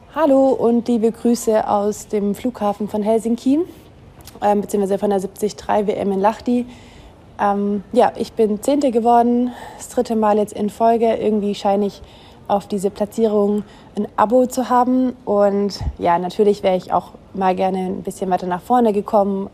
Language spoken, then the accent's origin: German; Germany; als Deutsche